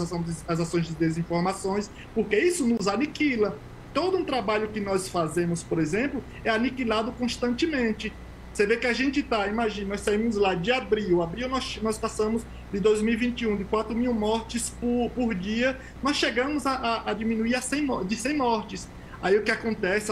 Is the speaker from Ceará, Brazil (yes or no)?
no; Tucano, Bahia, Brazil; moved away as an adult; also born or lived in Euclides da Cunha, Bahia / Switzerland; now in São Paulo, Brazil; eu nasci lá em Criguei. A gente cresce é, vendendo frutas, é, trabalhando na roça, vendendo geladinho, indo para feira pública